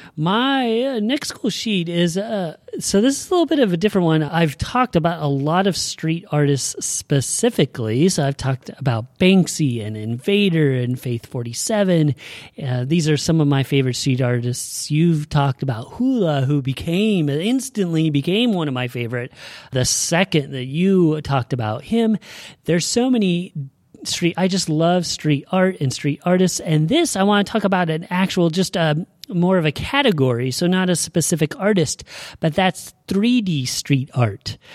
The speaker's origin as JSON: {"language": "English", "region": "Oregon", "country": "United States", "said": "we're from Oregon"}